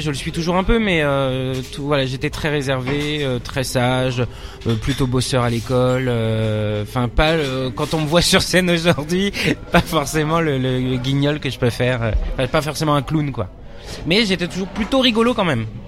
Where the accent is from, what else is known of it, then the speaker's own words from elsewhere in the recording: Nanterre, Île-de-France, France; also born or lived in Paris; après j'ai grandi en banlieue parisienne aussi à Nanterre, dans, le, dans les Hauts-de-Seine